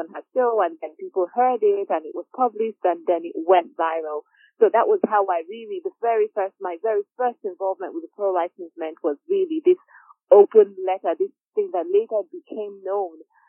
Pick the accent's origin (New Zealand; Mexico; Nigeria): Nigeria; moved away as an adult; now in United Kingdom; I was born and raised in Nigeria, was educated in Nigeria, came to do my master's in the UK